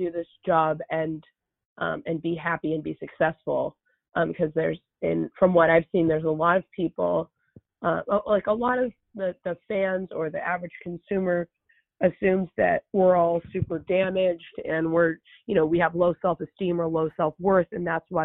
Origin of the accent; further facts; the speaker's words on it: Los Angeles, California, United States; I grew up in the San Fernando Valley